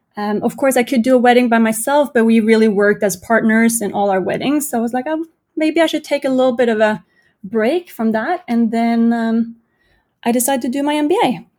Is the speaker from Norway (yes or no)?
yes; Norway; moved away as an adult; also born or lived in Denmark / United States; I grew up in Norway.